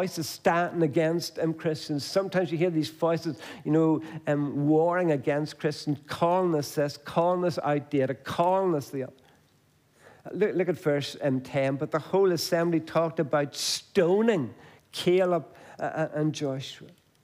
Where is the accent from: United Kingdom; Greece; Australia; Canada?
United Kingdom; Banbridge, Northern Ireland; I come from Banbridge